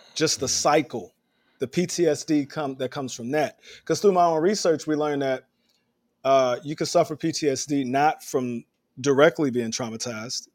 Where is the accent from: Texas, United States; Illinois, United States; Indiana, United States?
Illinois, United States; Chicago; now in New York City, United States; I'm from Chicago